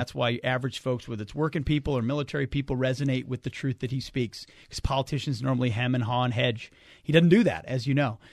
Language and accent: English; Minnesota, United States; I moved back to Minnesota, which is my home state